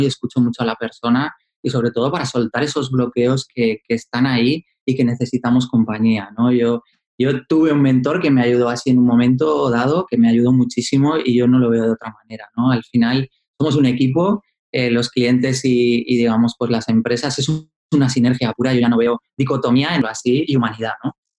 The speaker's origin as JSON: {"language": "Spanish", "region": "Asturias", "country": "Spain", "tie": "born or raised there", "said": "yo soy asturiano y vivía en la cuenca minera"}